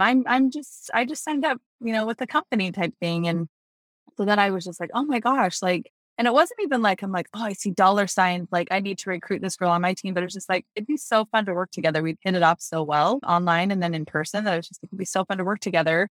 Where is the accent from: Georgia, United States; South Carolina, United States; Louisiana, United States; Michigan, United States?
South Carolina, United States; Greenville; I'm from Greenville, South Carolina